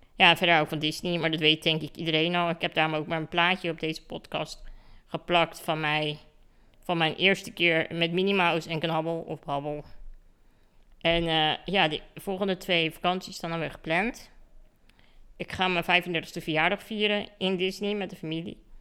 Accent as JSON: {"language": "Dutch", "town": "Katwijk", "region": "South Holland", "country": "Netherlands", "tie": "born or raised there", "said": "Ik kom dus uit Katwijk, aan de kust. En daar woon ik eh, in een heel erg mooi huis"}